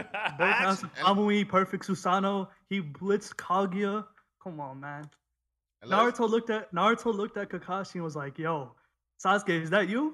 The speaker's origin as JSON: {"language": "English", "region": "New Jersey", "country": "United States", "said": "I'm from New Jersey."}